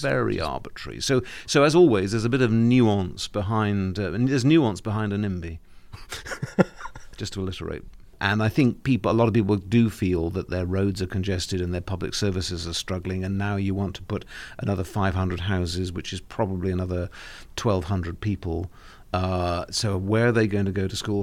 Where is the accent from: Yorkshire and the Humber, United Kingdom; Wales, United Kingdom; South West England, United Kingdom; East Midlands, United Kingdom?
South West England, United Kingdom; Cornwall; I'm Cornish